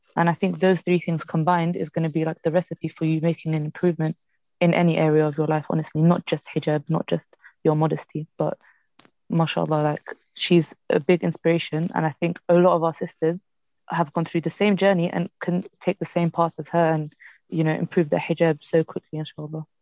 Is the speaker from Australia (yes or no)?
no; Morocco; I'm from Morocco.